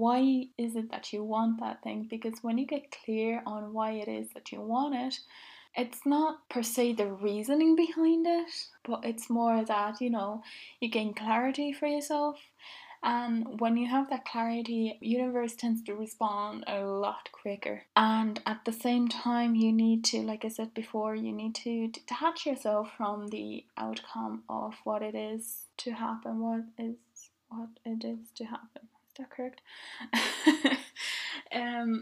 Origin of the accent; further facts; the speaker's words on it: Finland; now in Dublin, Ireland; I grew up in Finland